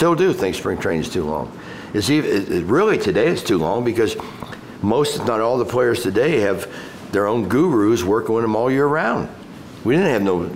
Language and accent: English; Cincinnati, Ohio, United States; I'm from Cincinnati